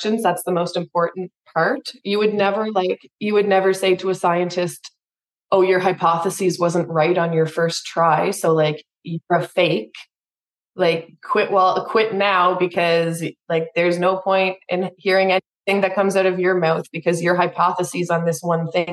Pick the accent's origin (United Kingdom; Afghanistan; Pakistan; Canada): Canada; I'm from Canada